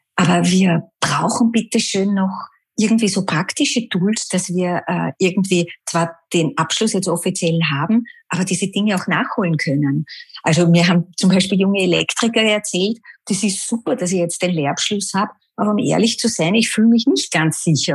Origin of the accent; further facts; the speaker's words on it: Vienna, Austria; Ich bin Wienerin durch und durch.